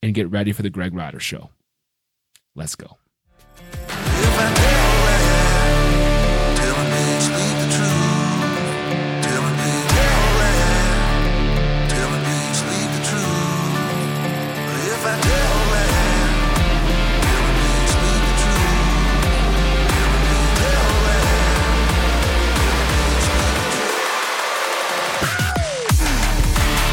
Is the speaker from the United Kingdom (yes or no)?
no; Waterdown, Ontario, Canada; moved away as an adult; also born or lived in Mississauga, Ontario / Montreal / Cayman Islands / Nashville, Tennessee; I was born in just outside of Toronto in Mississauga, Ontario, and I was raised in Waterdown, Ontario